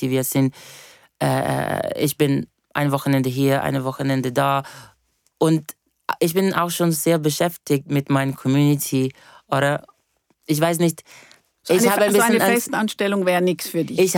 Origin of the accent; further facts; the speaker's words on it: Brazil; ich bin eben Brasilianerin und wir haben eine eines eine sehr schöne Entity, äh, von wo ich komme, von der äh, Afro-Diasporic Religion